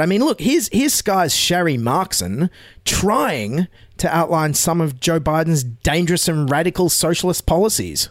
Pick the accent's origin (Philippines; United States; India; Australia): Australia; As an Australian